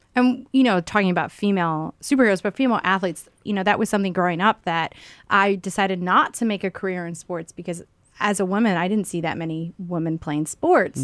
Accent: Michigan, United States; now in New York, United States; growing up in Michigan

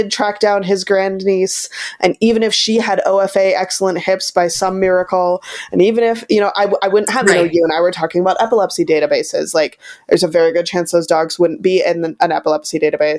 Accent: Wisconsin, United States; I'm from Wisconsin

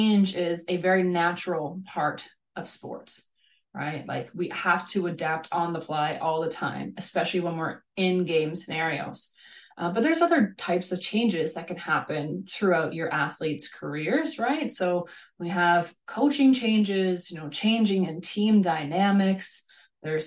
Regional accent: Canada; moved away as an adult; also born or lived in Hungary / Norway / Kazakhstan; now in Germany; I grew up in Canada

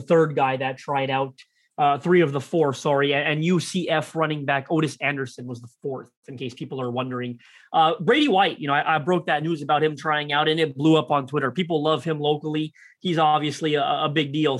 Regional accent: Toronto, Ontario, Canada; I'm from Toronto, Canada.

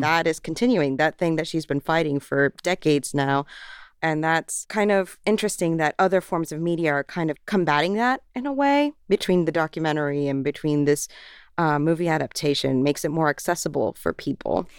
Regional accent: Florida, United States; growing up in Florida

